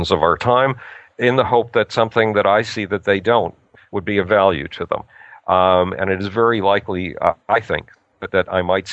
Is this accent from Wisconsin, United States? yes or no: no; Buffalo, New York, United States; the Unitarian Youth Group in my hometown, Buffalo, New York